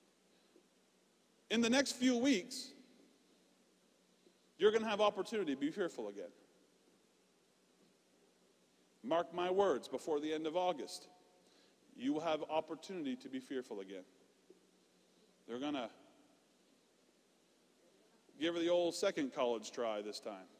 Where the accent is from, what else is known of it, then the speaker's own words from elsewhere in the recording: Canada; now in United States; I'm Canadian.